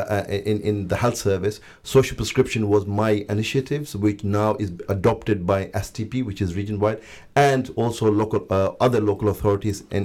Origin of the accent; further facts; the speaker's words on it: Luton, East of England, United Kingdom; also born or lived in Pakistan; I was born in Pakistan, raised in Luton, so I've been through the education system.